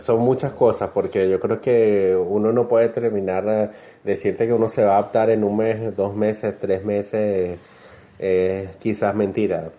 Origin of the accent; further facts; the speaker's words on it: Venezuela; moved away as an adult; now in Santiago, Chile; sabemos que somos venezolanos, nos saludamos